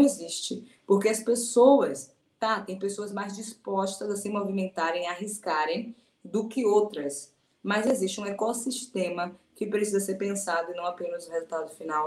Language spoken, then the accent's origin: Portuguese; Salvador, Bahia, Brazil; Sou de Salvador